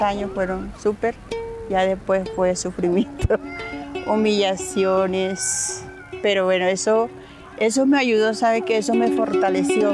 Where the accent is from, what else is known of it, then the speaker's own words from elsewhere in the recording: El Banco, Magdalena, Colombia; moved away as an adult; also born or lived in Maicao, La Guajira; now in Bogotá, Colombia; Soy del Banco Magdalena